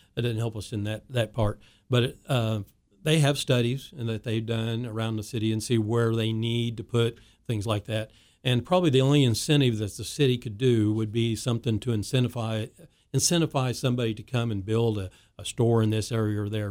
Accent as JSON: {"language": "English", "town": "Wichita", "region": "Kansas", "country": "United States", "tie": "born or raised there", "said": "as I grew up in Wichita"}